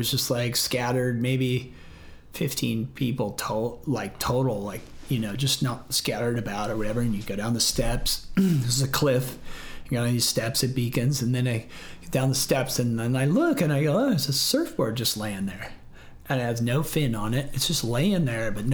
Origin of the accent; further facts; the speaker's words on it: Encinitas, California, United States; also born or lived in Florida / Las Vegas / Huntington Beach; I grew up in Encinitas